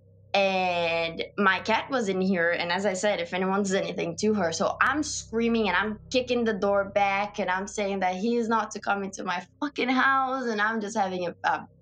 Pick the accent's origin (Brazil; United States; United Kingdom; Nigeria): Brazil; moved away; I'm from Brazil and I'm in this country alone